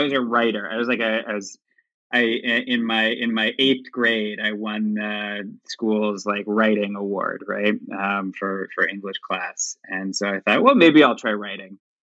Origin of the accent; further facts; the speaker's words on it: Dallas, Texas, United States; I'll start by saying I grew up in Dallas, Texas, and nobody really guesses that because I guess I don't have a Texas accent anymore.